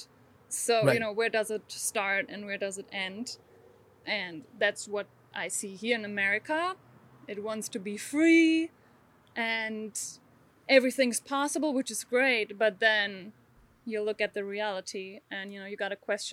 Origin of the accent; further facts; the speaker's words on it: Germany; moved away; I grew up in Germany